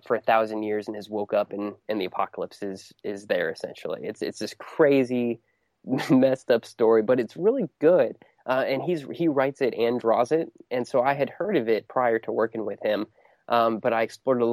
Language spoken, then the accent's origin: English; Ohio, United States; I grew up in Ohio